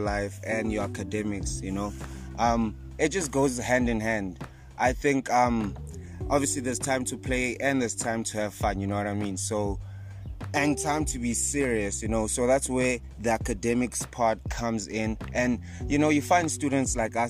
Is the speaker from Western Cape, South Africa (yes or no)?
no; East Rand, Gauteng, South Africa; I'm also from the East Rand, Fort Loras, Extension 25 to be exact.